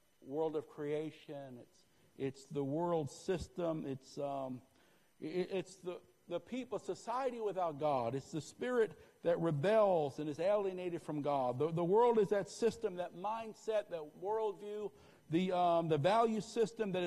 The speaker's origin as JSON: {"language": "English", "region": "Northeast", "country": "United States", "tie": "born or raised there", "moved": "yes", "said": "I grew up in the Northeast"}